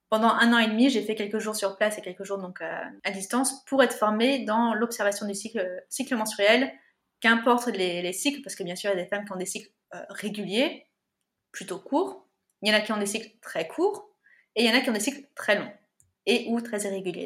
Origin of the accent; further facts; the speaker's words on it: Yvelines, Paris region, Île-de-France, France; also born or lived in United States; Alors moi, je suis née aux États-Unis. Je suis arrivée dans la région parisienne, euh, dans les Yvelines, à mes trois ans